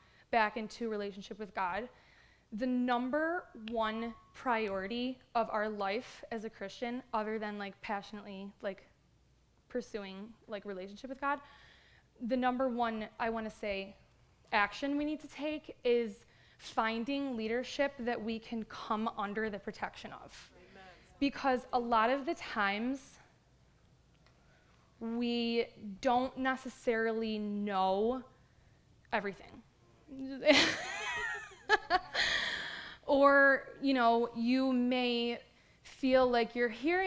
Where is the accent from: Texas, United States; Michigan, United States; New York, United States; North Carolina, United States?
New York, United States; Buffalo; moved away as an adult; now in Canada; I was raised in Buffalo